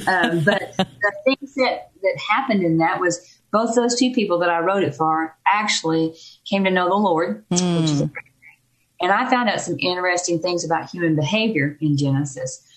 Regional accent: Texas, United States; moved away as an adult; also born or lived in Dallas Fort Worth area, Texas; now in Davis, United States; we're originally from Texas.

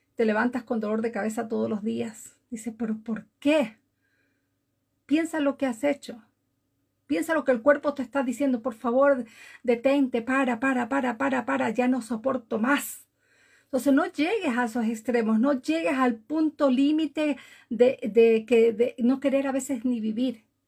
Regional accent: Galápagos, Ecuador; now in Norway; Vivo en Noruega desde hace muchísimos años, pero nací en Galápagos, Ecuador.

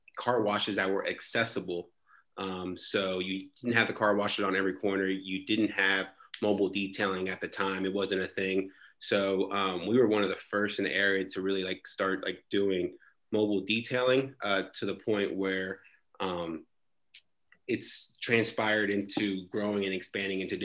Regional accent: Texas, United States; moved away as an adult; also born or lived in New York City / Washington, D.C. / Austin; I was born in New York City, but I was raised in Texas

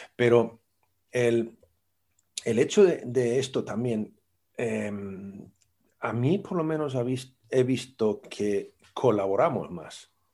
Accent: Sweden; yo soy sueco

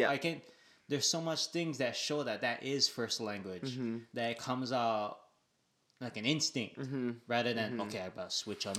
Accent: Waianae, Hawaii, United States; being from Waianae, oh my gosh. Okay, I would say growing up in Waianae, pigeon is most likely probably your first language

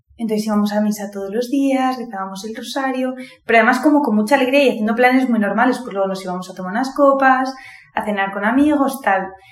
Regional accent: Madrid, Community of Madrid, Spain; soy de Madrid, tengo 22 años

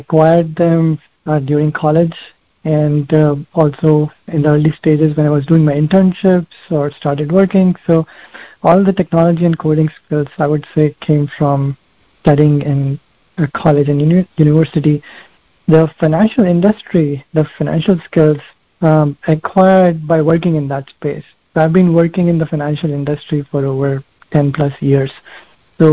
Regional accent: India; I grew up in India, so I used to play cricket a lot at that time while growing up

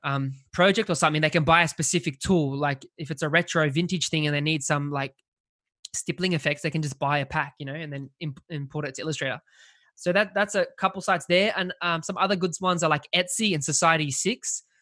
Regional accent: Australia; I'm from Australia

